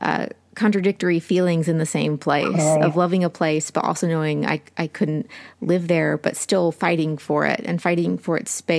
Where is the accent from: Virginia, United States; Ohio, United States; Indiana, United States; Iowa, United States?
Ohio, United States; Southern; now in South Carolina, United States; where I grew up in Southern Ohio, I love it so much. Like when I see the Ohio Hills, like that is home to me.